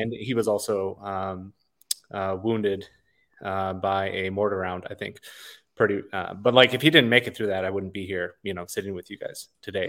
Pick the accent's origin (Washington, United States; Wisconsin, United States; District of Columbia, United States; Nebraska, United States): Wisconsin, United States; now in Los Padres National Forest area, California, United States; I was raised in Wisconsin